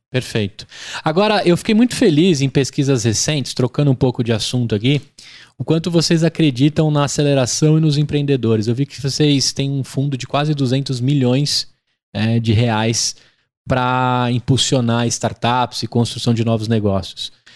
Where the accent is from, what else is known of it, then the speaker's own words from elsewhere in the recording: Brazil; nós como brasileiros